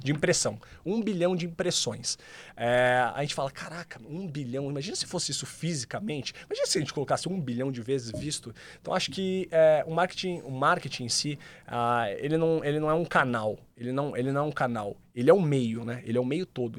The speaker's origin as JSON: {"language": "Portuguese", "region": "interior of São Paulo", "country": "Brazil", "said": "eu sou do interior de São Paulo"}